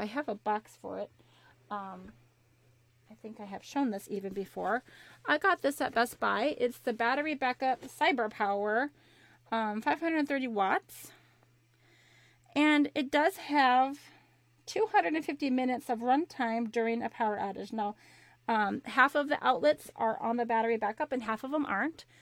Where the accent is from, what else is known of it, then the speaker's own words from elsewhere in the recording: Minnesota, United States; moved away; I grew up in Minnesota